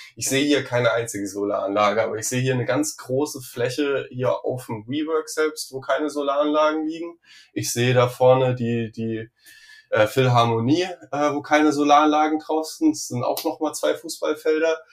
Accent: Saarland, Germany; Ich komme ja aus dem Saarland

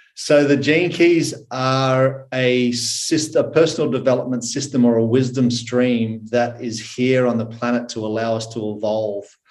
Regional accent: Australia; accent: Aussie; I am currently in Australia. I was born in Australia

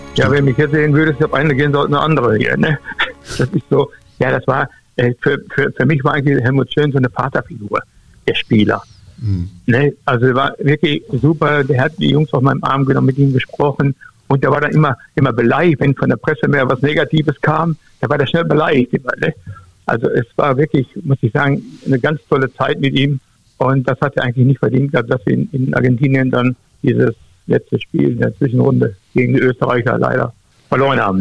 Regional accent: North Rhine-Westphalia, Germany; moved away as an adult; also born or lived in Duisburg; Ich komme mal hier aus dem Westfälischen.

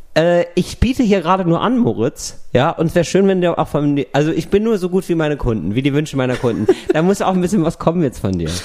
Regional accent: West Germany, Germany; ich war ein Wessi

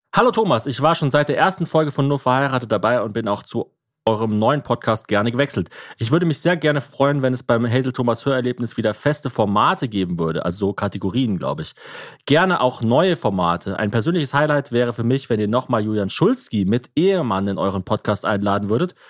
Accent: Ulm, Baden-Württemberg, Germany; Bei uns in Ulm

